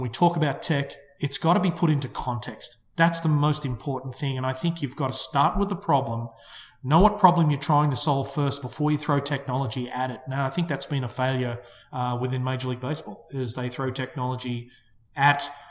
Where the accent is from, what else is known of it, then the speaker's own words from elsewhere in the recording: Melbourne, Victoria, Australia; moved away; an Australian company out of my hometown of Melbourne